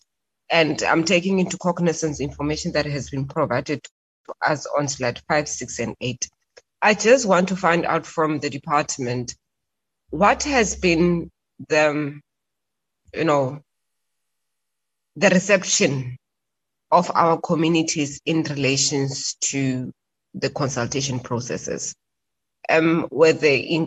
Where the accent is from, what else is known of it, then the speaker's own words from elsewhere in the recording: Bloemfontein, Free State, South Africa; we are both from Bloemfontein, that is home